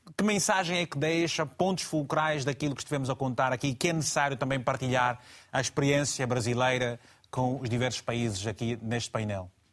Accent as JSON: {"language": "Portuguese", "region": "Malanje", "country": "Angola", "tie": "born or raised there", "moved": "yes", "lives_now": "Lisbon, Portugal", "said": "até Malange, a minha terra, em Angola"}